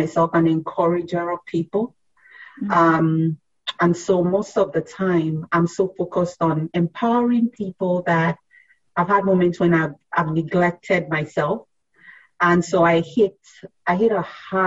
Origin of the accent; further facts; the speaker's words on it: Nigeria; also born or lived in Philadelphia area; now in Philadelphia, United States; I grew up in Nigeria